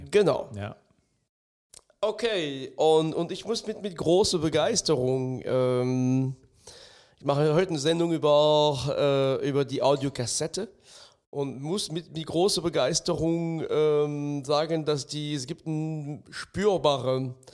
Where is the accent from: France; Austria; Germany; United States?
France; German is a second language; ich bin im ganz Minidorf in Frankreich aufgewachsen. Das heißt, die Anzahl und die Art der, der Schallplatten, die es, die es zu kaufen gab, war sehr, sehr übersichtlich.